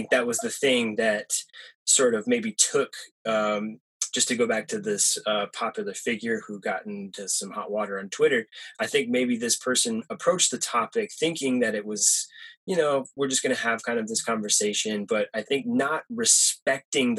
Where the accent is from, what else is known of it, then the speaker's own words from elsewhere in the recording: Perry, Michigan, United States; moved away; I grew up in a very small town in Michigan